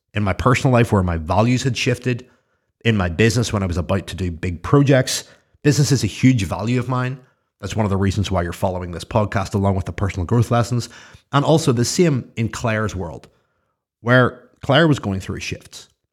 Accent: Belfast, Northern Ireland, United Kingdom; I'm from Belfast.

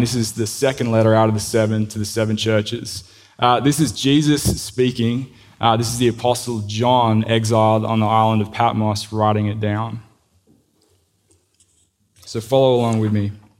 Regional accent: Sydney, New South Wales, Australia; accent: Australian; moved away as an adult; also born or lived in Crestwood North, United States; now in United States; I grew up in Sydney, came to the US, like I said, in 09

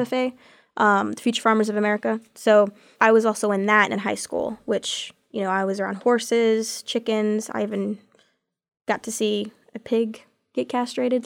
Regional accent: Texas, United States; moved away as an adult; now in Auburn, United States; I'm from Texas

